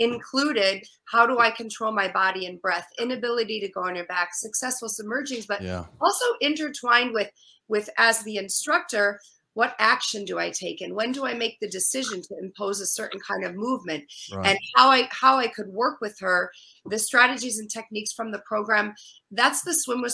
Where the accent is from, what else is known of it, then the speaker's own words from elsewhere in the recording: Minnesota, United States; now in East Coast, United States; I moved from the Midwest. I'm a Midwesterner, Minnesota